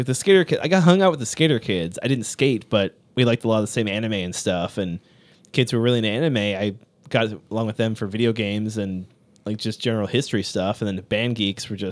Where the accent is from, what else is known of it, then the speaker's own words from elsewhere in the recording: Appalachian Mountains, United States; I'm from the Appalachian Mountains